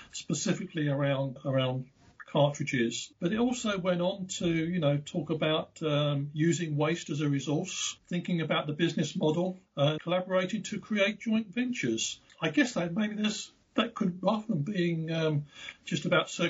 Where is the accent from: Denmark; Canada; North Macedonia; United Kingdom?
United Kingdom; Being the Brit on the line here